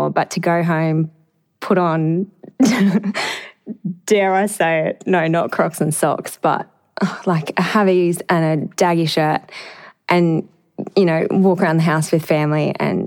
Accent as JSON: {"language": "English", "town": "Emerald", "region": "Queensland", "country": "Australia", "tie": "born or raised there", "moved": "yes", "said": "I went back to my hometown in Emerald"}